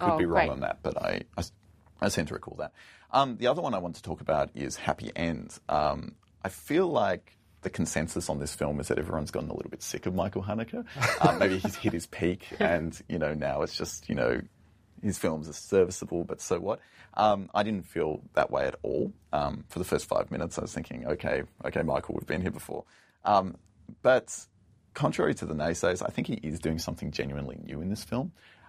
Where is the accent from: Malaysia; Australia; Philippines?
Australia; Canberra, Australian Capital Territory; growing up in Canberra, the sort of trashy, pointless nightclub, shopping mall, late nights on the computer at home life